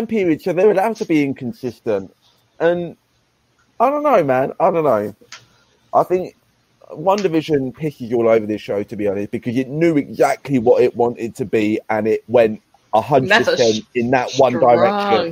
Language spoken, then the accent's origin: English; England, United Kingdom; I'm English